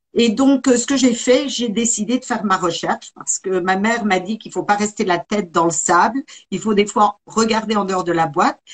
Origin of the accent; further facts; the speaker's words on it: Besançon region, Bourgogne-Franche-Comté, France; moved away as an adult; now in United States; je suis originaire de la région de Besançon. Et ça fait 35 ans que je suis partie aux États-Unis, m'y installer.